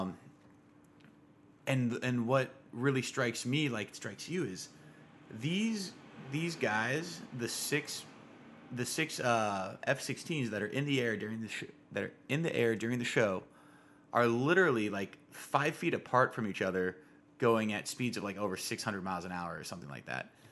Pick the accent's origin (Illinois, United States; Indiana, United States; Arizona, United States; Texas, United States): Arizona, United States; Tucson; growing up, you know, grew up in Arizona, and it's hot. It's, Tucson, Arizona in particular, it's hot where I come from